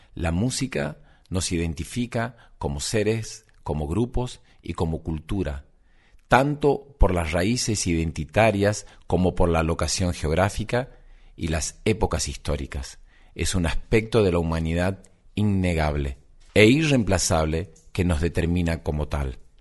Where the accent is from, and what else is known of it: Argentina